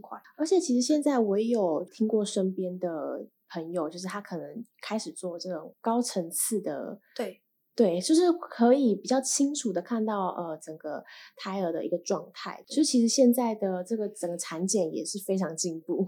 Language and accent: Chinese; Taiwan; 我也是在长庚出生的